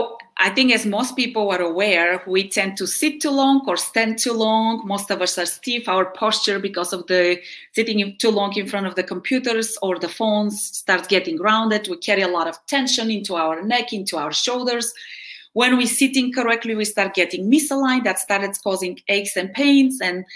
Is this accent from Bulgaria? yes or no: yes; Bulgaria; English is a second language; now in United States; So I am originally from Bulgaria, which is in Eastern Europe. I have been in the US since 1992. And I'm, I guess, at this point more Americanized than Bulgarian. But I did high school here. I did college here.